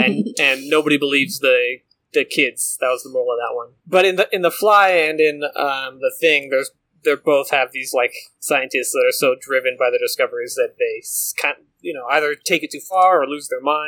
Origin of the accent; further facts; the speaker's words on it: Santa Cruz, California, United States; Also filmed in my hometown of Santa Cruz.